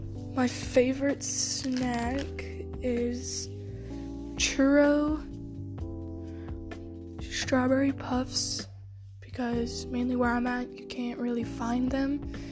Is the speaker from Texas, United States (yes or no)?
yes; Texas, United States; I'm from Texas.